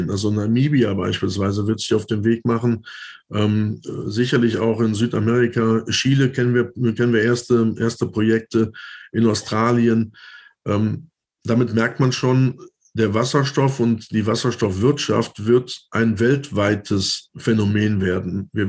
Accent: Düsseldorf, North Rhine-Westphalia, Germany; gerade auch in meiner Heimat in Düsseldorf äh, man sagt immer gerne Schreibtisch des Ruhrgebiets

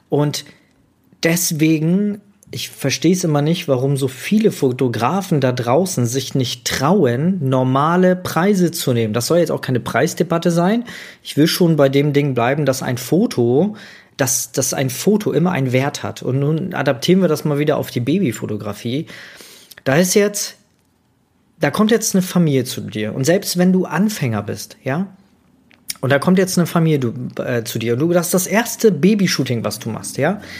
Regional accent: Magdeburg, Saxony-Anhalt, Germany; born there; aber ich wurde in Magdeburg geboren und das war damals noch in der DDR, ne? Also der, der östliche Teil von Deutschland

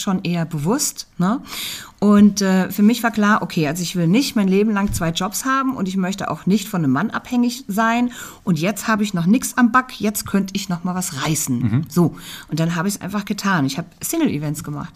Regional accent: Margretenhaun, Hesse, Germany; also born or lived in Fulda; ich bin in Fulda geboren, ja. Ich bin ein fuldisches Mädchen. Ich bin in Margretenhauen aufgewachsen, bei Petersberg.

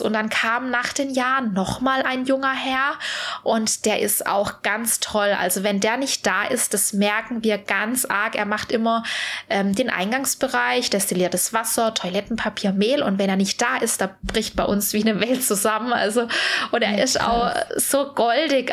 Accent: Swabia, Germany; ich bin ja Schwabe

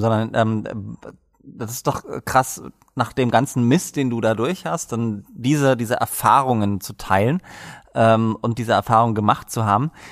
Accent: Dresden, Saxony, Germany; ich komme auch aus Dresden

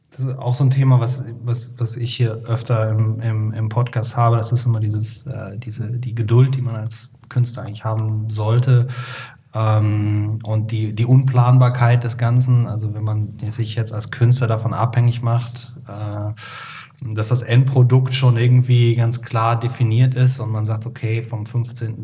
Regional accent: Cologne, North Rhine-Westphalia, Germany; now in Hamburg, Germany; ich komme ja aus dem Helier Kölle, da ist ja jeder katholisch

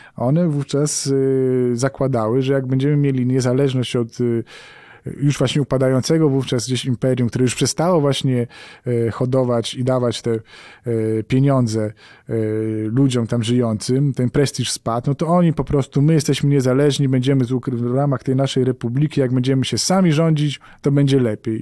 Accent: Poland; jestem dziennikarzem z Polski

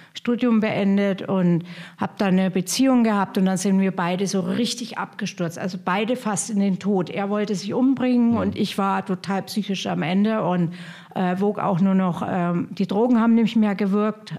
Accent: Hof, Bavaria, Germany; now in Potsdam, Germany; ich komme ja aus Hof

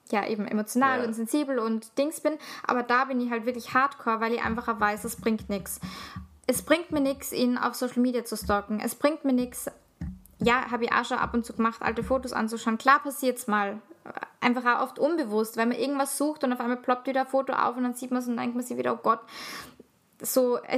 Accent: Salzburg, Austria; Also, ich komme aus der Stadt, aber Salzburg ist halt ein Dorf.

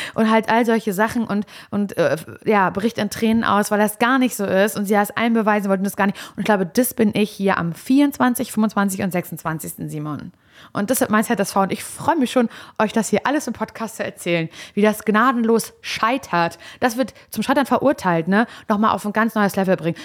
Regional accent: Parchim, Mecklenburg-Vorpommern, Germany; moved away; als ich hier weggezogen bin aus Parchim vor einigen Jahren

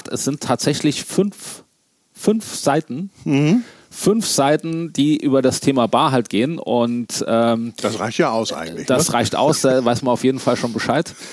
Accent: Gerolstein, Rhineland-Palatinate, Germany; wenn du sagst, ich komme aus Gerolstein, ja klar

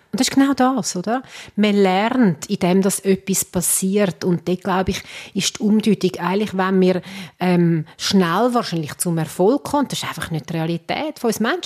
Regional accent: Switzerland; da sind wir Schweizer

